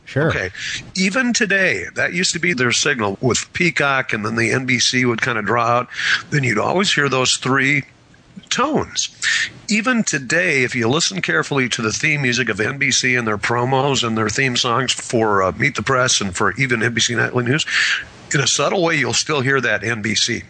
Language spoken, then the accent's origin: English; Wisconsin, United States; moved away; I grew up in Wisconsin